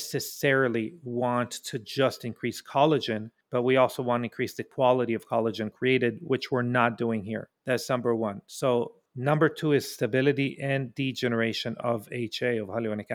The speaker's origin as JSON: {"language": "English", "country": "Israel", "moved": "yes", "said": "I'm from Israel originally"}